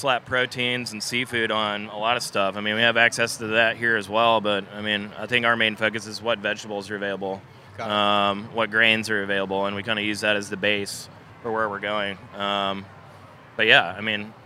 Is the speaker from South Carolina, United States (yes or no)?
yes; Clemson, South Carolina, United States; born or raised there; now in Charleston, United States